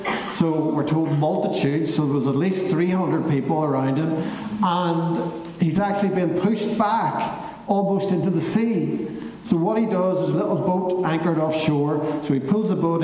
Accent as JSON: {"language": "English", "town": "Belfast", "region": "Northern Ireland", "country": "United Kingdom", "tie": "born or raised there", "said": "when I was growing up in East Belfast."}